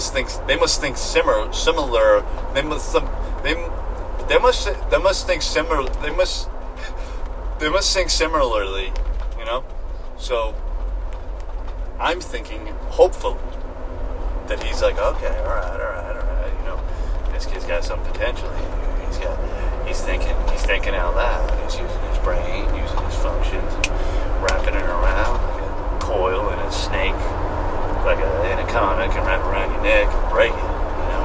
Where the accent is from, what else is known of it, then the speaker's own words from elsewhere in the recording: New York, United States; moved away; I'm from New York